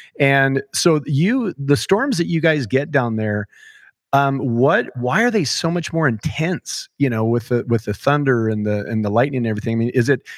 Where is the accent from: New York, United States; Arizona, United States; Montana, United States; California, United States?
Montana, United States; I'm a Montana guy, but my family is from Kansas.